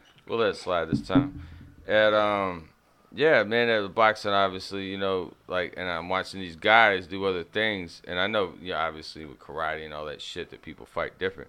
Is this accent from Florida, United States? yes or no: yes; Pensacola, Florida, United States; I'm from Pensacola.